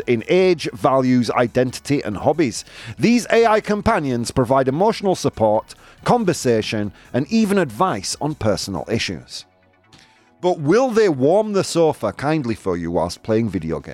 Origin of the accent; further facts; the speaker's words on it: United Kingdom; I'm British.